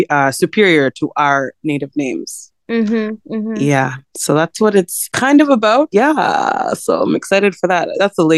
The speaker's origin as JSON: {"language": "English", "country": "Canada", "tie": "born or raised there", "said": "I am from Uganda. But I was born here in Canada."}